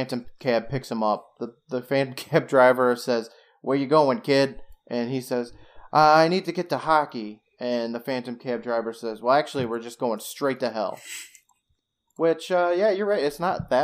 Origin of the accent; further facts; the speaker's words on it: United States; I am from the United States